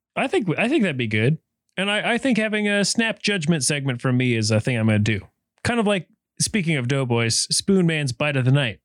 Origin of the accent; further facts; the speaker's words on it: Helena, Montana, United States; growing up in Helena, it was all Montana P B S